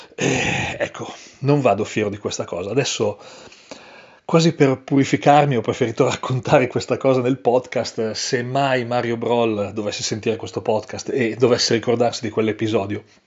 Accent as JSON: {"language": "Italian", "town": "Coredo", "region": "Trentino-Alto Adige", "country": "Italy", "said": "Coredo, tra tutti i posti possibili Coredo, il mio paese"}